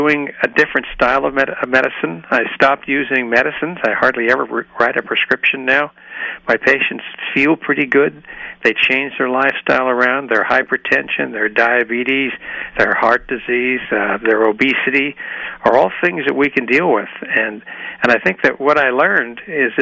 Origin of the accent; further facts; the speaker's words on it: Chicago, Illinois, United States; moved away as an adult; now in Walnut Creek, United States; I came from Chicago originally